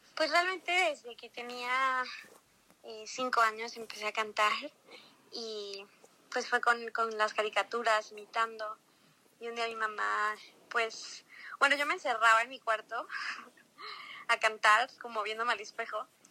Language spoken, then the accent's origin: Spanish; Mexico; also born or lived in Los Cabos, Mexico; yo nací en México. Este, mi papá es brasileño, mi mamá es mexicana